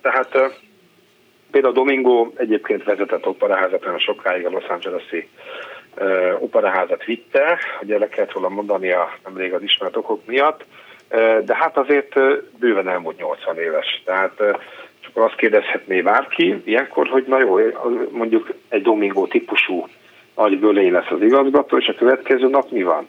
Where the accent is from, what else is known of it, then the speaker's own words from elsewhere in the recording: Veszprém, Veszprém County, Hungary; gyerekkoromban Veszprémben